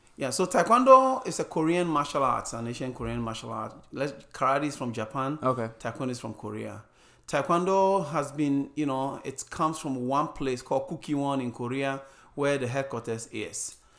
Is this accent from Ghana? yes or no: yes; Ghana; moved away as an adult; also born or lived in Arizona; now in United States; I started a school wherever I went when I grew up, growing up in Ghana.